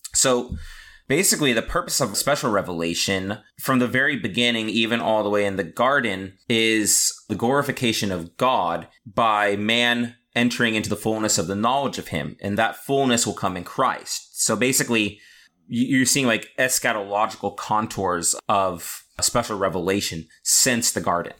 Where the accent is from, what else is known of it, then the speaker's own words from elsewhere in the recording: California, United States; I'm a Californian